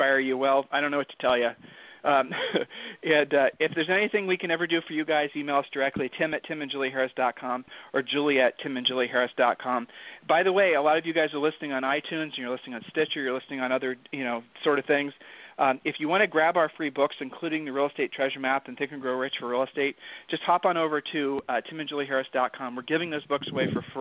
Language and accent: English; Ohio, United States; now in Texas, United States; I'm from Ohio, and we are basically beaten into submission about being humble